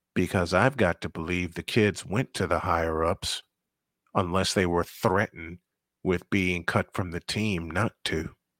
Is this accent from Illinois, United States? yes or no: yes; Chicago, Illinois, United States; I'm from Chicago